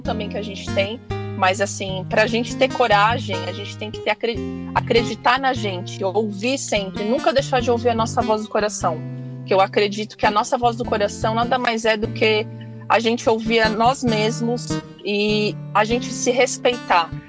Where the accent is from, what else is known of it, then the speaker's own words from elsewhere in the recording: São Paulo, Brazil; moved away as an adult; now in Hawaii, United States; eu saí de São Paulo, capital. É, eu sou de lá, né? Não por conta de trabalho, mas é, a cidade que eu nasci é gigante